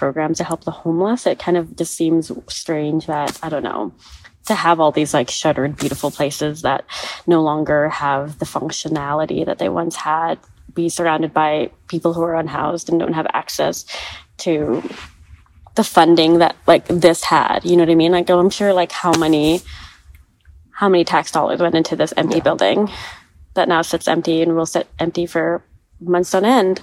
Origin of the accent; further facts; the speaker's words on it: Canada; now in Los Angeles, United States; I am Canadian, but I also have American citizenship.